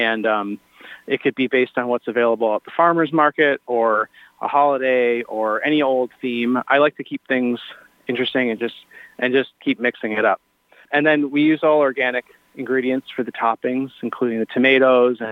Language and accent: English; Michigan, United States; also born or lived in New York; I'm from Michigan